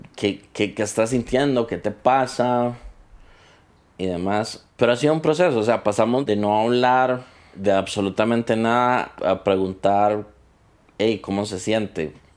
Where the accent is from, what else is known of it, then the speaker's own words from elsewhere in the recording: Costa Rica; Soy costarricense